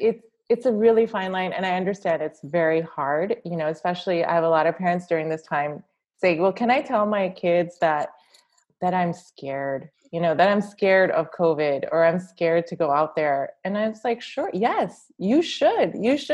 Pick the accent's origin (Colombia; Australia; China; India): India; As I'm an Indian woman, generally in our culture, women are people pleasers